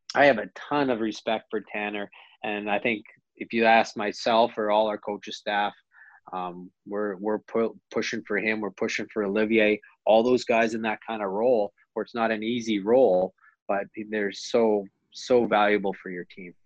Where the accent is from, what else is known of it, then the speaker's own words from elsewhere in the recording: Calgary, Alberta, Canada; moved away; also born or lived in Rochester, New York; I was a kid from Calgary